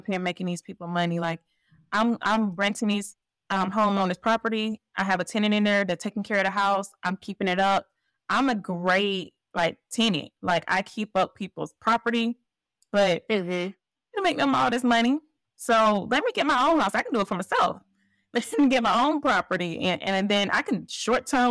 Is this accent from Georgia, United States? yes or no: yes; Columbus, Georgia, United States; my hometown, Columbus, Georgia.